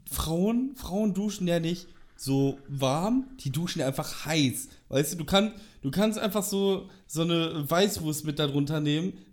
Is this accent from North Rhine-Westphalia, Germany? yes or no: yes; Dortmund, North Rhine-Westphalia, Germany; Also das sage ich als Dortmunder.